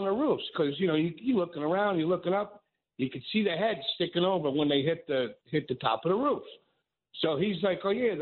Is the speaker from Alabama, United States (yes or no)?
no; Long Island, New York, United States; also born or lived in Manhattan; I'm from Long Island